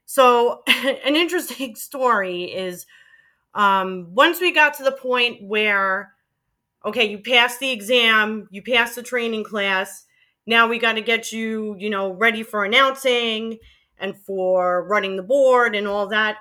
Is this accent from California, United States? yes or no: no; New York City, New York, United States; accent: Queens; moved away; I'm born and bred and raised in Queens, and I have a Queens accent